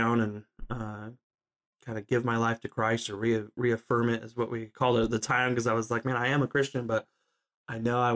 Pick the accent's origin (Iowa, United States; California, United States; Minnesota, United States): California, United States; Southern; also born or lived in Alaska; I grew up in Southern California.